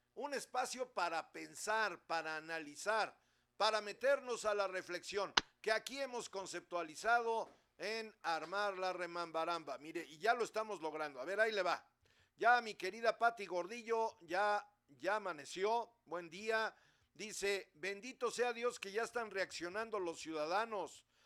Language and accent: Spanish; Puebla, Mexico; ya lo hemos vivido los poblanos